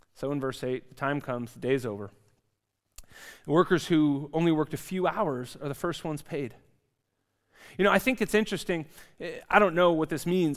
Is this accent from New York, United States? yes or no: no; California, United States; now in Zurich, Switzerland; I come from California in the United States